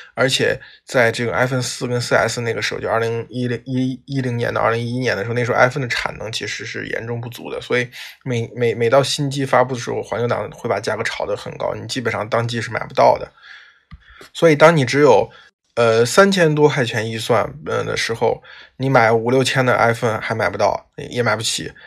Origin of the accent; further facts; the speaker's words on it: China; 我们中国人的个性